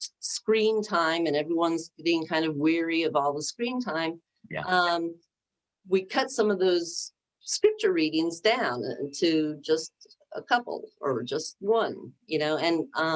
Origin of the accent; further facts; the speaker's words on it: United States; as an American and as a Christian, it was just so painful for me to see